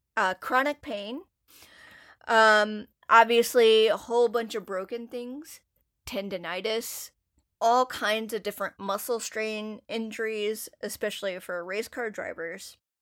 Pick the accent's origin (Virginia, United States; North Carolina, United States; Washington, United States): North Carolina, United States; if you grow up in an area, you're gonna absorb part of the dominant culture that's there, and NASCAR and barbecue and A C C basketball is one of those things that I grew up around a lot.